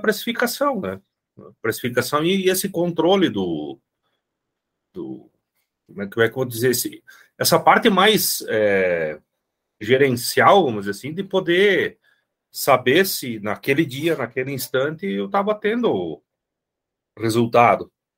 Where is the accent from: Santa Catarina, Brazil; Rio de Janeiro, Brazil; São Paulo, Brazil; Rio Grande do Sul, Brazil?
Rio Grande do Sul, Brazil; moved away as an adult; also born or lived in interior of Minas Gerais; now in Minas Gerais, Brazil; eu sou gaúcho e moro no interior de Minas, né? Vim morar para cá por causa da minha esposa